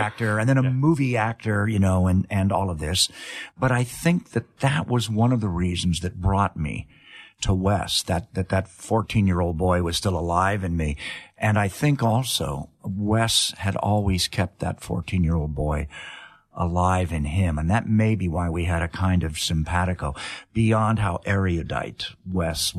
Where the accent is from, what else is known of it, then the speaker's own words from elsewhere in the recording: Los Angeles, California, United States; also born or lived in England; I had a great California upbringing